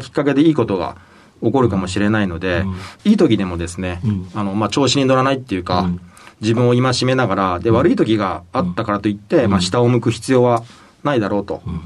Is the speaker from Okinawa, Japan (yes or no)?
no; Hiroshima, Japan; えー、広島県の広島市生まれでして